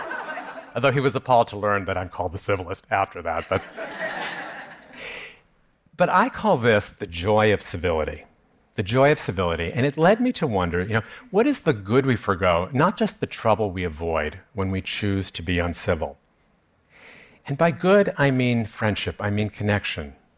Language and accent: English; New York, United States; I grew up here in New York, I went to high school not that far from here